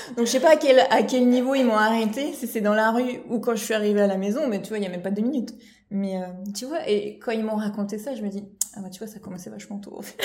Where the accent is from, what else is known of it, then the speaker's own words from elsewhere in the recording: Normandy, France; also born or lived in Palaiseau, France / Paris region, France; now in Loire-Atlantique, France; je suis normande de, de, base, mais j'ai vécu une grande partie région parisienne